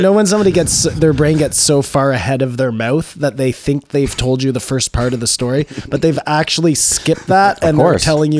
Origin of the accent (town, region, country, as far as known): Canada